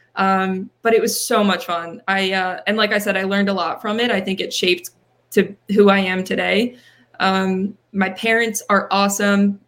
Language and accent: English; near Penn State Berks, Pennsylvania, United States; a Penn State branch campus that is closer to my hometown.